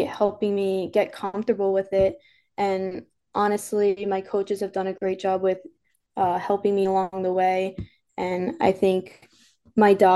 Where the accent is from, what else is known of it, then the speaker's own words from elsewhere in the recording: New York, United States; moved away; I'm from New York